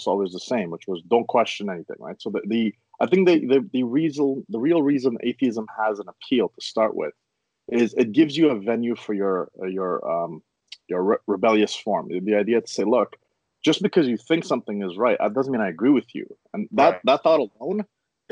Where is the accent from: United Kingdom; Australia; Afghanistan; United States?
Afghanistan; moved away; I was born in Afghanistan